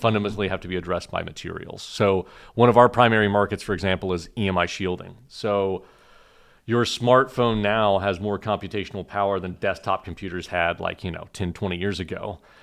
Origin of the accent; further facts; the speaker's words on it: Oklahoma, United States; moved away as an adult; also born or lived in Killeen, Texas / Urbana-Champaign, Illinois / Cambridge, Massachusetts; now in Austin, United States; I was born in Killeen, so I'm a native Texan. I was raised in Oklahoma